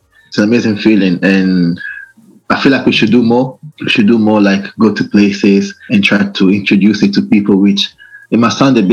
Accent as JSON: {"language": "English", "country": "Italy", "tie": "born or raised there", "moved": "yes", "lives_now": "Reading, United Kingdom", "said": "I was born in Italy, raised up there"}